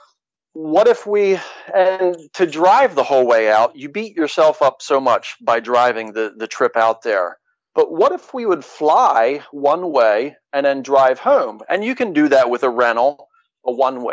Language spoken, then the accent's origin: English; Pennsylvania, United States; We're from Pennsylvania.